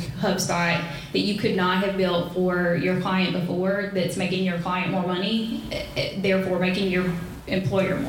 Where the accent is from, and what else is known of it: the South, United States; accent: southern